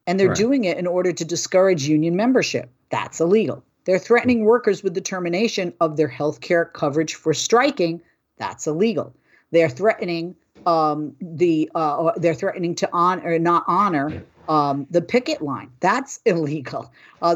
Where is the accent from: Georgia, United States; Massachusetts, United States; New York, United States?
Massachusetts, United States; Boston; I'm from Boston